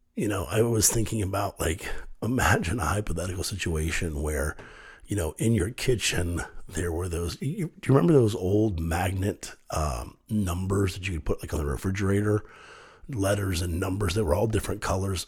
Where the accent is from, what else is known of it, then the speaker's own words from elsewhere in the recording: Kenton, United States; I grew up in a little town called Kenton, little farming community, 8,000 people, great place to grow up.